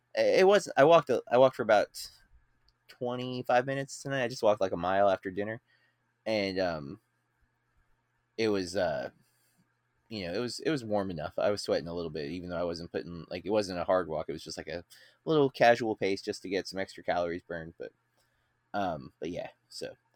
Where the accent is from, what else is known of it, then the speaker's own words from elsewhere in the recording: Florida, United States; as an American in Florida